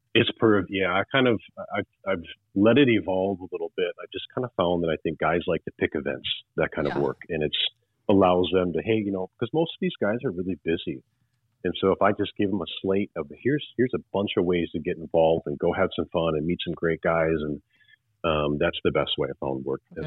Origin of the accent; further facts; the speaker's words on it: Wisconsin, United States; I'm from Wisconsin